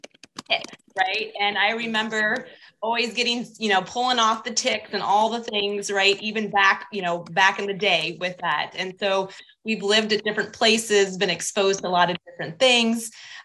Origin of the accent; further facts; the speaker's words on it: Iowa, United States; born there; also born or lived in Kansas; So I grew up, well, I was born in Iowa. So I currently reside in West Des Moines, Iowa, which is a suburb of Des Moines, the capital.